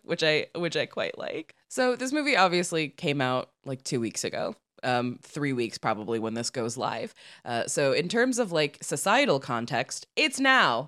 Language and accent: English; Midwest, United States; now in Los Angeles, United States; we're from the Midwest